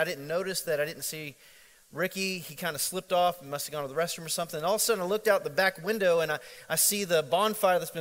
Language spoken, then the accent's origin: English; Central Florida, United States; growing up in Central Florida, it's a very international environment